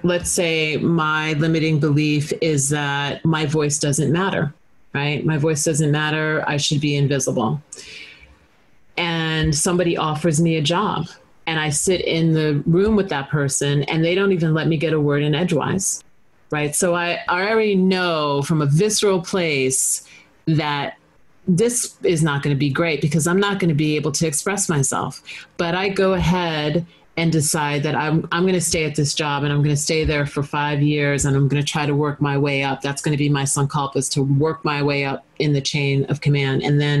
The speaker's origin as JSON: {"language": "English", "town": "Long Island", "region": "New York", "country": "United States", "tie": "born or raised there", "said": "Long Island. Yeah."}